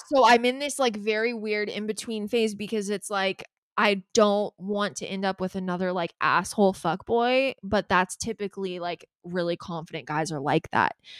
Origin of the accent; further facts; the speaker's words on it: Calabasas, California, United States; We're both from Calabasas